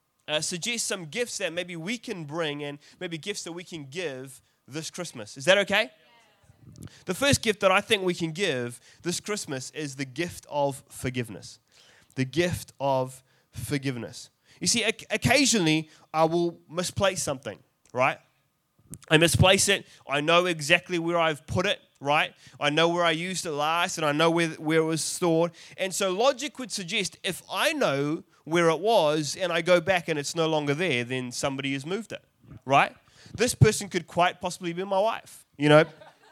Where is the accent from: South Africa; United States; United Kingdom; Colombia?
South Africa; born there; I'm South African by birth, and that was a terrible accent.